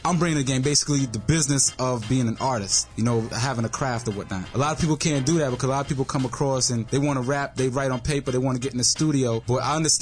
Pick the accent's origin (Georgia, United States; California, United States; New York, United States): New York, United States; New York City; I grew up in Wash Heights